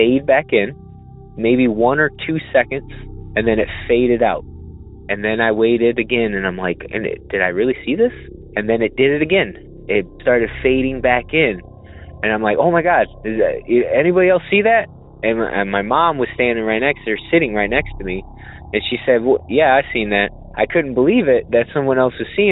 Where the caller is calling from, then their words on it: Illinois, United States; I'm actually calling from Illinois